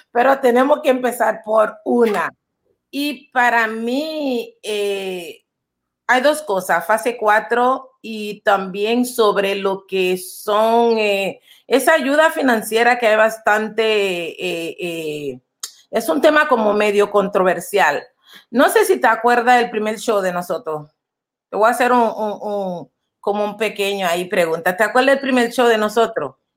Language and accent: Spanish; Panama; Nosotros como panameños pues eh, usamos guayabera